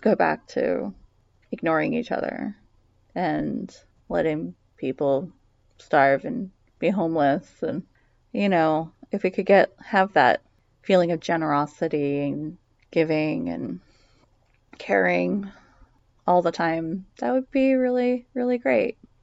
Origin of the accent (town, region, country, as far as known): United States